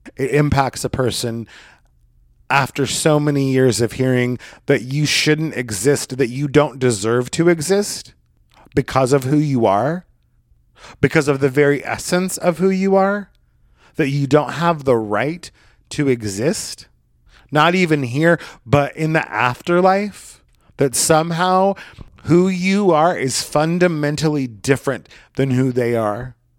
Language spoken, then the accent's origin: English; Oregon, United States; when I was a little boy growing up in Oregon